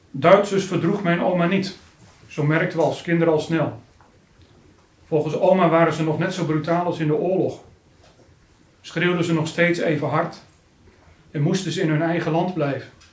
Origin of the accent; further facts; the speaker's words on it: Harderwijk, Gelderland, Netherlands; Harderwijk, de plaats waar ik ben opgegroeid